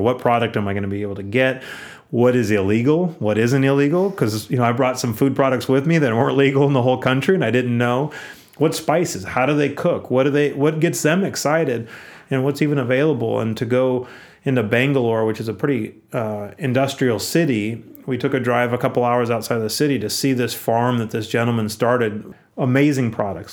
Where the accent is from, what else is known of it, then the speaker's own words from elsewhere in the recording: Aptos, California, United States; I grew up in Aptos, which is a small town in Santa Cruz County